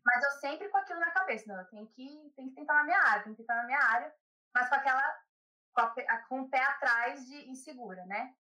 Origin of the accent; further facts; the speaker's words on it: São Paulo, Brazil; accent: São Paulo; moved away as an adult; now in Ireland; Eu sou de São Paulo, capital. Nasci e cresci em São Paulo.